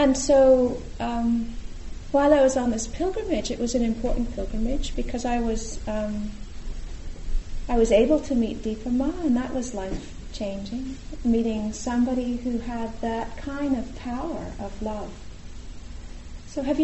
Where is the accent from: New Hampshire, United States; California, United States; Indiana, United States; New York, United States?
California, United States; I'm from California